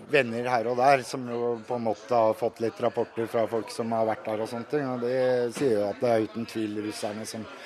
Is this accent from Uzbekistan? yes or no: yes; Uzbekistan; Norwegian is a second language; now in Norway; Jeg er fra Usbekistan.